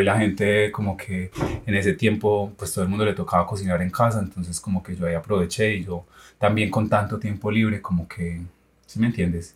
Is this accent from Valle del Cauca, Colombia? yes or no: no; Yarumal, Antioquia, Colombia; moved away as an adult; also born or lived in Argentina; yo soy de un pueblo, yo soy de Yarumal, Antioquia, del norte antioqueño. Eh, como que desde niño yo quería estudiar medicina